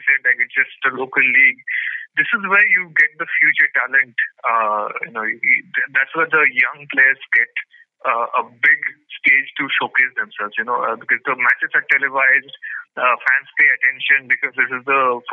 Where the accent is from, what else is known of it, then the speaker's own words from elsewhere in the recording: Purulia, West Bengal, India; I'm from Purulia